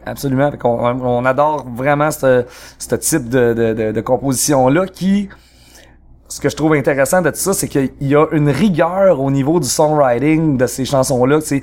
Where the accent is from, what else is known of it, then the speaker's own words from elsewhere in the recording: Trois-Rivières, Quebec, Canada; on vient de Trois-Rivières et mhm. même plus spécifiquement du Cap de la Madeleine.